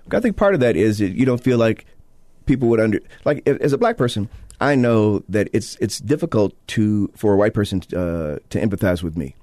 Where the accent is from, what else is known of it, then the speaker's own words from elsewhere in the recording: Illinois, United States; now in Utah, United States; my home state, uh, my native state of Illinois